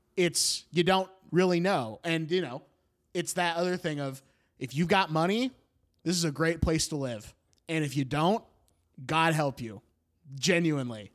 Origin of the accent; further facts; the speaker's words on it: Beaverton, Oregon, United States; my hometown of Beaverton